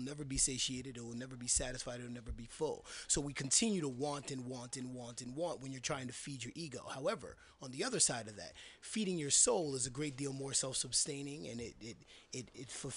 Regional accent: New York, United States; moved away as an adult; now in San Francisco, United States; I was born and raised in New York. I've been out in the Bay Area on and off for about 13 years

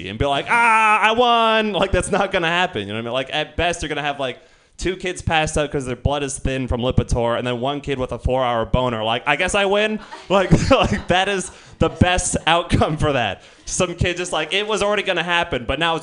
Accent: Marin County, California, United States; I come from Marin County

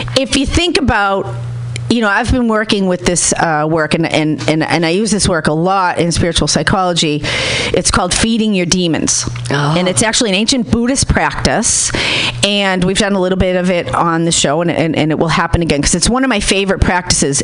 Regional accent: Boston, Massachusetts, United States; I'm from Boston

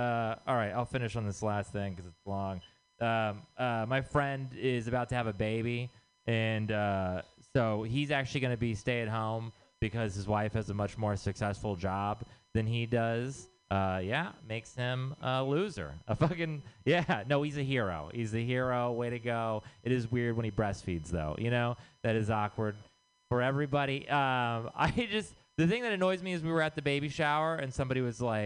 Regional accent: Texas, United States; moved away; I'm from Texas.

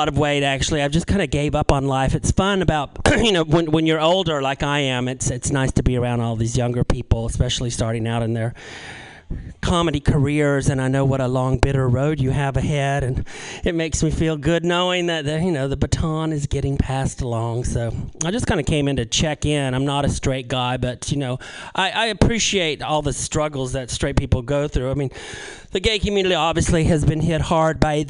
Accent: North Carolina, United States; I grew up in North Carolina

